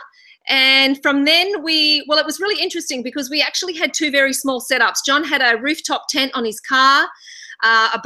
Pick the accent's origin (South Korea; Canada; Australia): Australia; moved away as an adult; now in Fiji; being an Australian